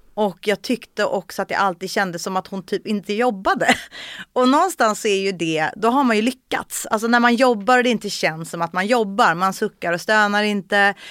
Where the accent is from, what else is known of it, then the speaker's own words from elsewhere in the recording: Saltsjöbaden, Stockholm County, Sweden; jag är född och uppvuxen i Solsidan i Saltsjöbaden